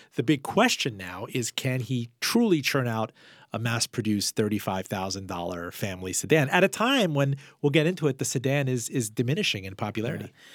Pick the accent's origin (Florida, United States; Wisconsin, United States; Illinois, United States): Florida, United States; Miami; my hometown in Miami